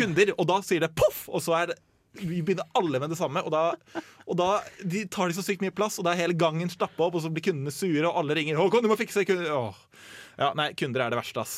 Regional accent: Asker, Akershus, Norway; Jeg jobber på en ganske stor menybutikk eh, hjemme i Asker

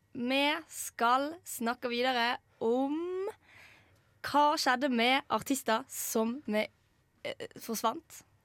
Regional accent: Western Norway, Norway; now in Trondheim, Norway; vi er jo vestlendinger

